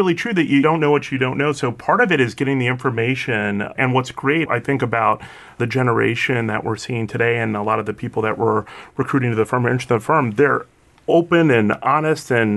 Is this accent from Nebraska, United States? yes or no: no; Chicago, Illinois, United States; I was born in Chicago